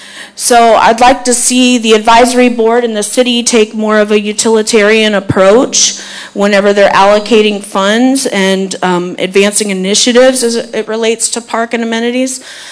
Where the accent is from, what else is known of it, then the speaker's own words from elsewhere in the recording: Zephyrhills, Florida, United States; now in Dade City, United States; I do a lot of business in Zephyrhills. I grew up in Zephyrhills. I have a lot of very fond childhood memories at Zephyr Park, playing tennis and racquetball there, walking the Zephyr Lake with my grandpa